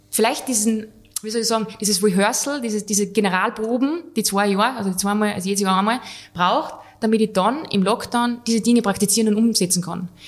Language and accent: German; Switzerland; also ich war Schweizer, aber halt, er, er lässt mich jetzt da stehen, ein bisschen denglischt.